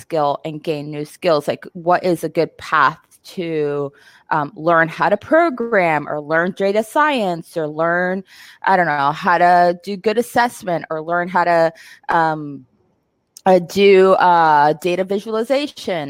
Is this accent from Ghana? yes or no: no; Puerto Rico; now in Seattle, United States; I'm from Puerto Rico. I am in Seattle.